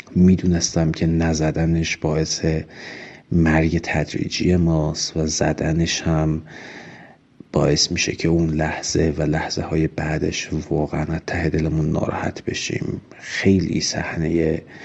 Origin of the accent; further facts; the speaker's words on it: Urmia, West Azerbaijan, Iran; moved away as an adult; also born or lived in Tehran; من هم اهل ارومیه بودم و به واسطه اینکه اهل ارومیه بودم هر از گاهی سر می زدم به پدر و مادر